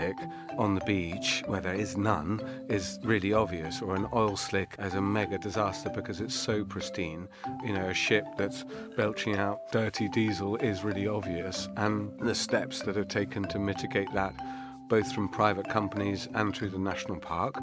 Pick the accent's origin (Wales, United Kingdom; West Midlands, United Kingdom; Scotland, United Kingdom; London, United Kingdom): London, United Kingdom; moved away as an adult; I grew up in Kew